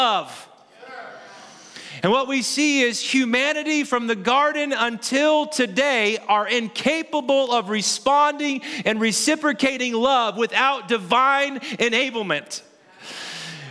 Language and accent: English; Kansas City, Missouri, United States; I am from Kansas City